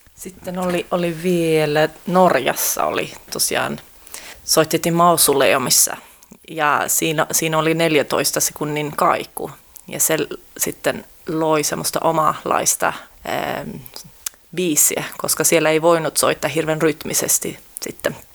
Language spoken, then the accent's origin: Finnish; Sweden; mä oon syntynyt Ruotsissa